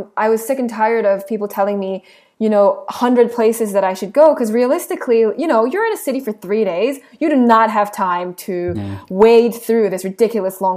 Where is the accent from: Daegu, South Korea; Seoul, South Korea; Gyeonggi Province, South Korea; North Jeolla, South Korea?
Seoul, South Korea; moved away; I am Korean. I was born in Seoul. My family is still there.